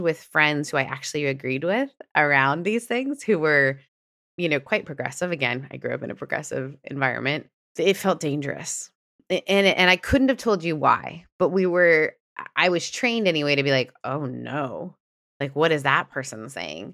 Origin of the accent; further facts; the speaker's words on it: Canada; moved away; also born or lived in Southern United States; I grew up in a more progressive country, and then I moved from Canada to the South